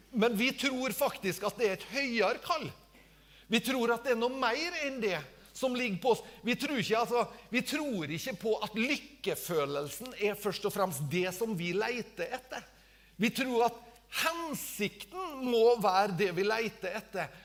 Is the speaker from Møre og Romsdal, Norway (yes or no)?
yes; Tingvoll, Møre og Romsdal, Norway; hjemme på Tingvoll, der jeg, jeg, eh, jeg, bor